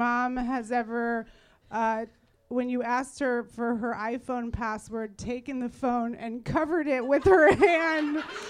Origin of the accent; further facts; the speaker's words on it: San Francisco, California, United States; I grew up in San Francisco.